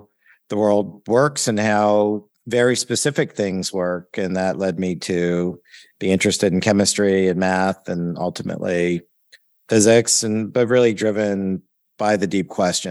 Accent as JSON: {"language": "English", "region": "Ontario", "country": "Canada", "tie": "born or raised there", "also_born_or_lived": "Toronto / Oakville / Sarnia / London, Ontario", "said": "So I grew up in Ontario, Canada, born in Toronto and grew up in smaller cities west of there, Oakville, Ontario, Sarnia, Ontario, right on the border with Michigan, and then London, Ontario"}